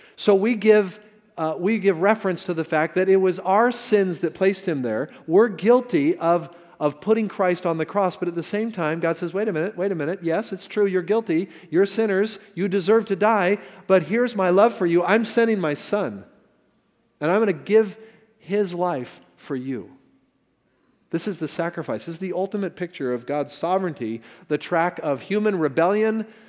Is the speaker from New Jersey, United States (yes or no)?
no; Castro Valley, California, United States; I'm from the Bay Area. Okay, great. You know what part? Well, Castro Valley